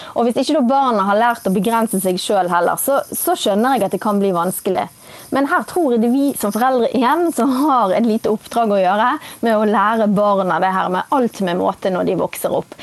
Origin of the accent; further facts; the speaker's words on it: Bergen, Vestland, Norway; nå er jeg fra Bergen.